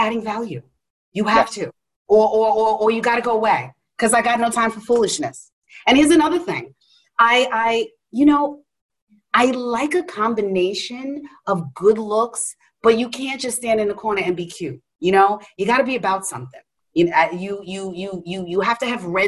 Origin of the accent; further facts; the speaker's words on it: New York City, New York, United States; I'm a chick from Queens.